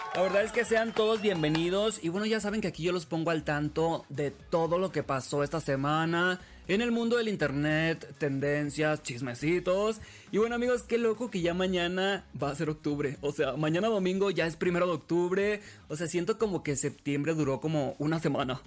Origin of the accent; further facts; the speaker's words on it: Los Mochis, Sinaloa, Mexico; now in Mexico City, Mexico; Yo soy de los Mochis Sinaloa